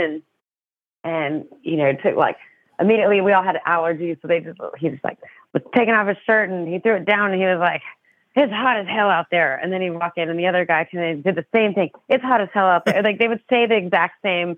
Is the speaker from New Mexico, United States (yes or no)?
yes; New Mexico, United States; now in Texas, United States; I don't have an accent because I'm from New Mexico